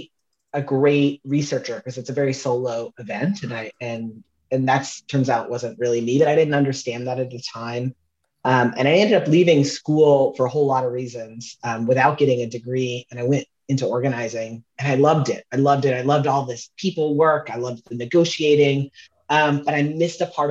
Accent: Southern Louisiana, United States; I grew up in Southern Louisiana, and when I was a kid

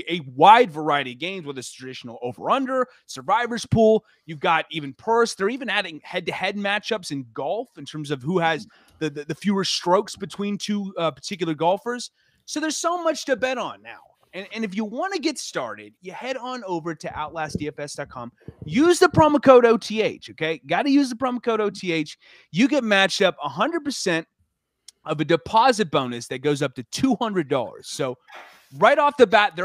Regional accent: Mississippi, United States; I'm from Mississippi.

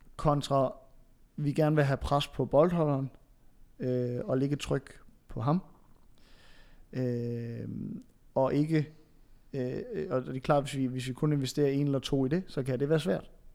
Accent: Funen, Southern Denmark, Denmark; som Fynbo

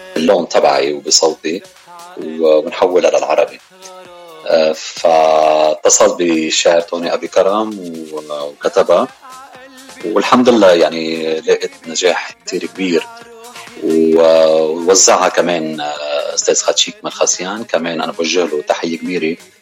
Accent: Beirut, Beirut Governorate, Lebanon; moved away as an adult; also born or lived in Mazraat al-Daher, Chouf; now in United States; خلقت بهالبلدة وربينا ببيروت كل وقتنا

